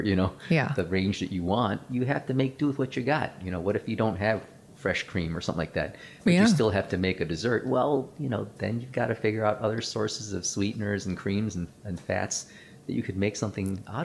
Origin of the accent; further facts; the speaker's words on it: Chicago, Illinois, United States; English is a second language; also born or lived in Philippines; I grew up in Chicago. I grew up in the South Side of Chicago.